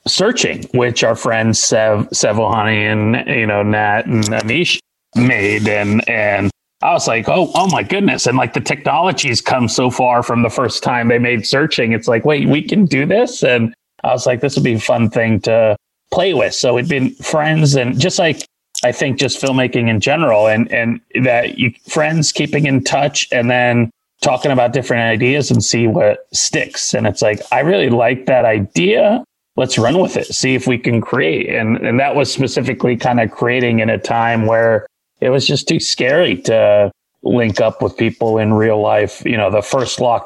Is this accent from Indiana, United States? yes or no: yes; Indiana, United States; I'm an Indian from Indiana.